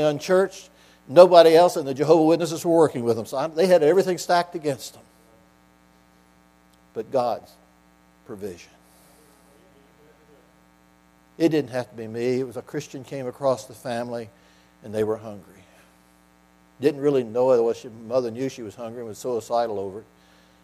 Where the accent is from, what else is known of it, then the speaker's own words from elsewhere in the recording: Salem, Virginia, United States; also born or lived in New Jersey; Now, I'm from here in Southwest Virginia. I grew up in Salem